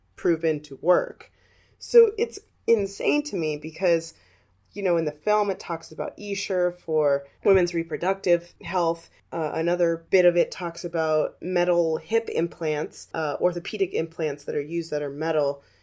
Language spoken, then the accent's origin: English; Arizona, United States; my home state of Arizona